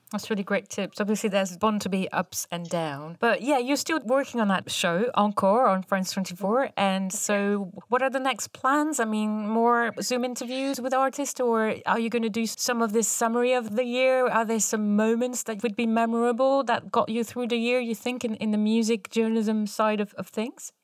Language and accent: English; Paris, Île-de-France, France; now in Bristol, United Kingdom; the U K where we are and Paris, my hometown